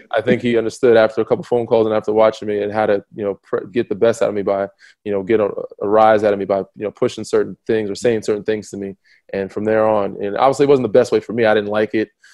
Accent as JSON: {"language": "English", "region": "New York", "country": "United States", "moved": "yes", "said": "I was from New York"}